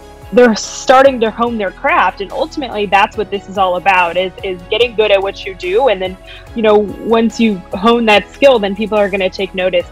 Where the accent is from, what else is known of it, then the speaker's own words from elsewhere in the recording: Golden, Colorado, United States; moved away as an adult; also born or lived in Fayetteville, Arkansas; now in Chicago, United States; I'm originally from Golden, Colorado